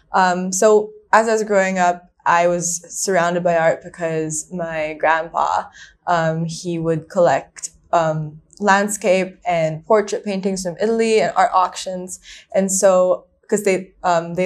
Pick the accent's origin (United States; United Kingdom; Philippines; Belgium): Philippines; Manila, Metro Manila; moved away as an adult; now in Hong Kong; So I'm from Manila. So I grew up in the Philippines, spent my whole life there